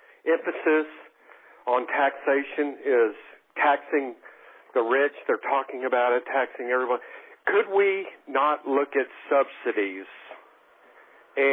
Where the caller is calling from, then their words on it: Texas, United States; I'm calling from Texas.